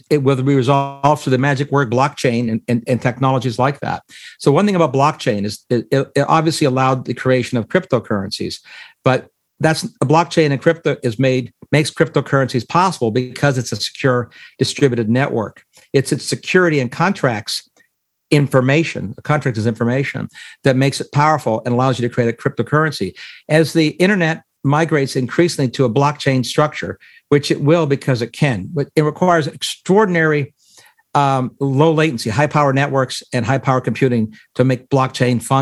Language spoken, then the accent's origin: English; Canada; now in United States; I'm a Canadian and an American, and uh, my former homeland has engaged in uh, Chinese Communist Party tactics against peaceful protesters.